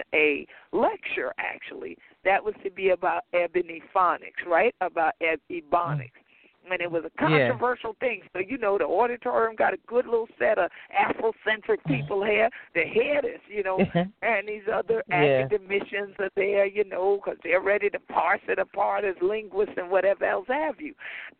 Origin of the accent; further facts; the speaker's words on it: St. Helena Island, South Carolina, United States; I'm from St. Helena Island. People went, whoa, what? And I said, yeah, so I am Gullah.